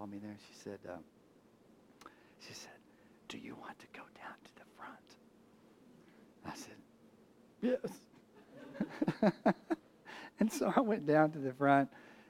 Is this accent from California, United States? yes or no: no; Abilene, Texas, United States; now in Houston, United States; I'm born a Texan. I was born in Abilene, Texas.